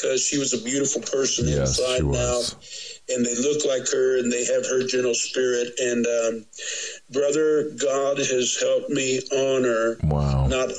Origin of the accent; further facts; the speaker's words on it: Windsor, Missouri, United States; moved away as an adult; now in Nebraska, United States; I went to Missouri, and I started an outreach in the park in my hometown